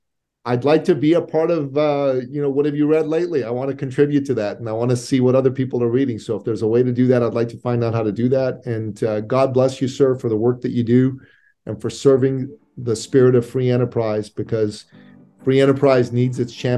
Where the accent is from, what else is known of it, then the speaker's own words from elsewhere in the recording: Iran; moved away; So I'm originally an immigrant from the Middle East. I'm a Christian from Iran. And my family left Iran in 1980, a year and a bit after the Islamic Revolution took place.